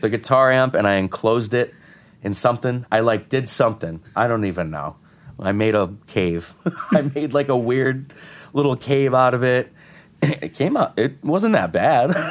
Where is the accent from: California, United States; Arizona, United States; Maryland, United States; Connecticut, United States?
Connecticut, United States; moved away as an adult; now in New York, United States; I'm from Connecticut. I'm not from here